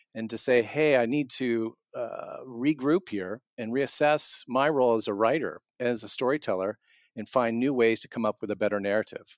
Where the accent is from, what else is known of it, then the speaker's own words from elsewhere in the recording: Southern Illinois, United States; now in Iowa, United States; I'm not from Iowa, I'm from Southern Illinois, where we used to strip mining